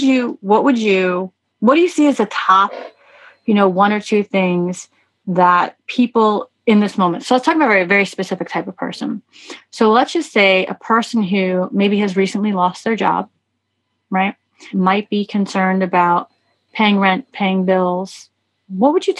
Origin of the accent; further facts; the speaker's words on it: New York, United States; moved away as an adult; also born or lived in Miami Beach; I'm a New Yorker